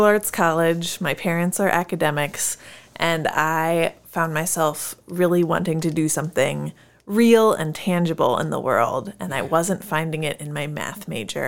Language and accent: English; Nebraska, United States; moved away as an adult; also born or lived in Waco, Texas; now in Decorah, United States; I grew up in Nebraska